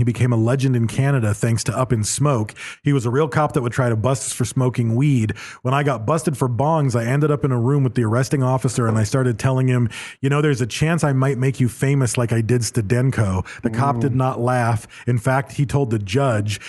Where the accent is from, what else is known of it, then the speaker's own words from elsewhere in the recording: Battle Creek, Michigan, United States; also born or lived in Detroit, Michigan; now in California, United States; moved back to Battle Creek